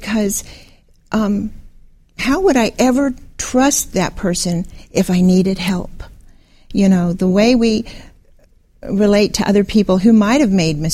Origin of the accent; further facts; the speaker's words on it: Orlando, Florida, United States; also born or lived in Atlanta, Georgia / Southern California; now in North Carolina, United States; I was born in Atlanta, and I always call Orlando home. That's where I grew up.